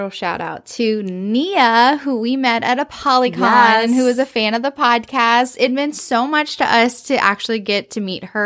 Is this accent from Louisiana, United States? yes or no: yes; Louisiana, United States; we're from Louisiana